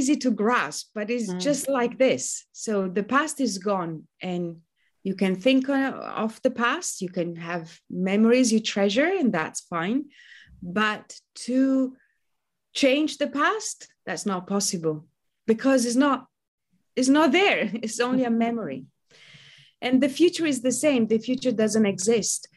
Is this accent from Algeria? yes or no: no; Italy; moved away as an adult; now in London, United Kingdom; I'm originally from Italy, but I've been a Londoner for almost 20 years now